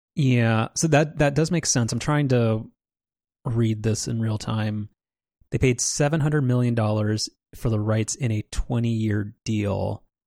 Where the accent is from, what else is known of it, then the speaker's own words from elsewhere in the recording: Southern California, United States; when we both grew up in Orange County or in Southern California